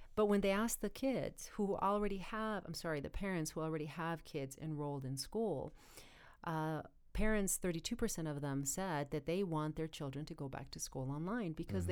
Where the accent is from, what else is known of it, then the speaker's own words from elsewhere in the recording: United States; as Americans and as American students